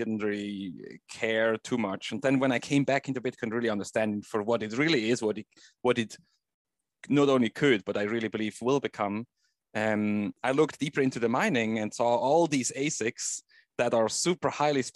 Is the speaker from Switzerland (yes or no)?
yes; Switzerland; I grew up in Switzerland